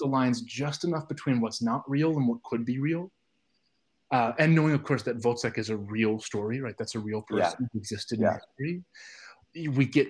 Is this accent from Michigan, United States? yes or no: yes; Detroit, Michigan, United States; I was very lucky growing up in Detroit to have sort of phenomenal access to opera